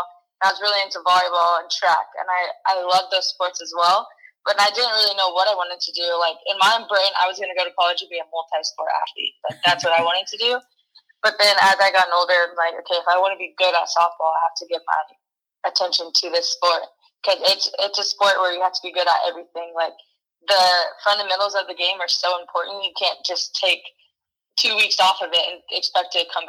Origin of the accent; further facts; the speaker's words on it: Wichita, Kansas, United States; I am from Wichita, Kansas.